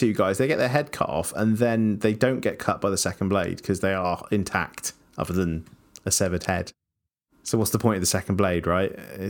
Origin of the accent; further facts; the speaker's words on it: Scotland, United Kingdom; As you can tell, I'm Scottish. You are not.